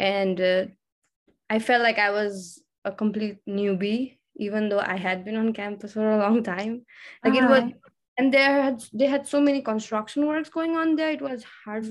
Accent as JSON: {"language": "English", "country": "Nepal", "moved": "yes", "lives_now": "Texas, United States", "said": "I'm from Nepal"}